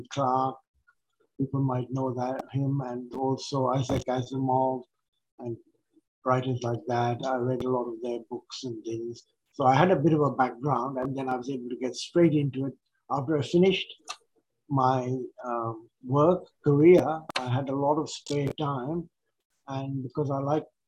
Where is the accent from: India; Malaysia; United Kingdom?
India; English is a second language; now in Australia; India was a very uh, religious kind of country, and a lot of uh, um, of my religious background came from there